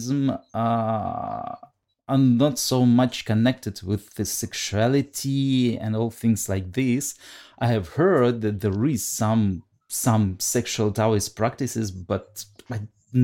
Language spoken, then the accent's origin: English; Russia; English is a second language; I'm from Russia.